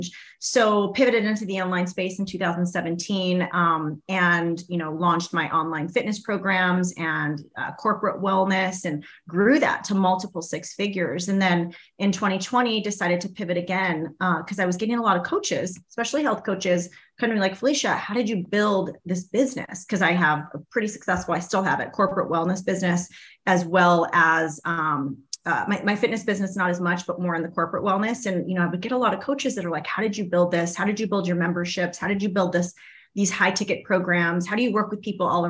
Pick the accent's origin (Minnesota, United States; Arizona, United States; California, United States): Arizona, United States; Born in Arizona